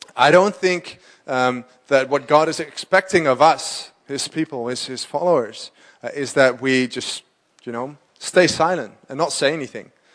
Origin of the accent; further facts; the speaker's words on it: Amsterdam, North Holland, Netherlands; I'm from Amsterdam, born and raised.